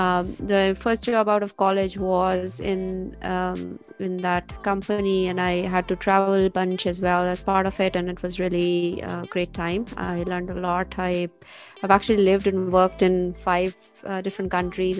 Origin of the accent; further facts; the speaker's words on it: Pakistan; moved away as an adult; now in United States; I am originally from Pakistan. I moved here to US 11 years ago.